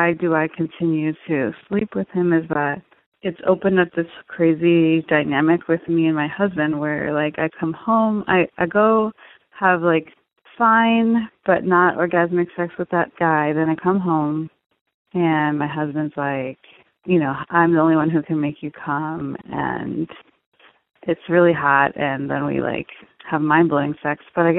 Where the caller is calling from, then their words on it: East Coast, United States; Hi, Dan. I'm calling from the East Coast, and I'm married.